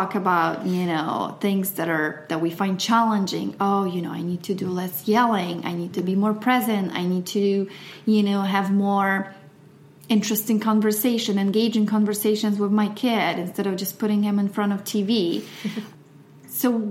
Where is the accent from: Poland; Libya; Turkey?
Poland; now in United States; growing up in Poland and having my whole family in Poland